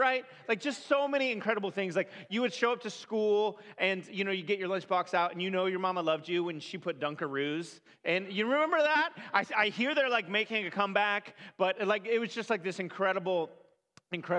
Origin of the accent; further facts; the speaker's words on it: California, United States; I grew up in California